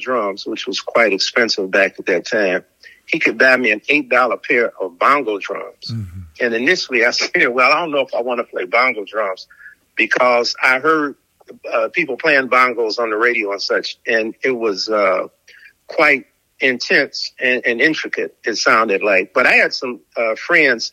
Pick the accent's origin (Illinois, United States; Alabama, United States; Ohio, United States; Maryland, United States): Illinois, United States; Chicago; I grew up in the south suburbs of Chicago